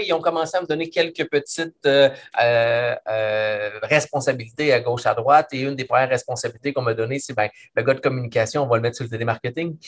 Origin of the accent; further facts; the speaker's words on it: Quebec City, Quebec, Canada; Moi, je suis de la région de Québec, je viens de la région de Québec